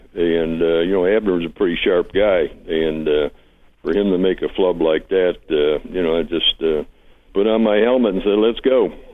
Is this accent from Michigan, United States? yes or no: yes; Detroit, Michigan, United States; moved away as an adult; also born or lived in Dallas; I was raised in Detroit